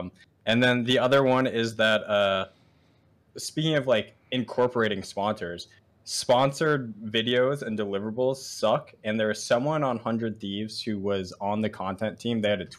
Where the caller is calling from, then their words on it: Virginia, United States; The D.C. area, Nova.